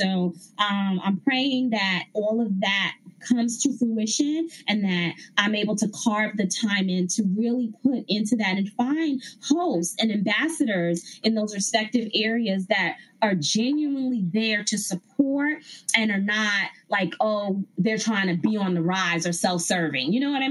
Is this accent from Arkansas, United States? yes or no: no; New York, United States; So other cities, I'm from New York. So I got to do New York, trying to work that out again.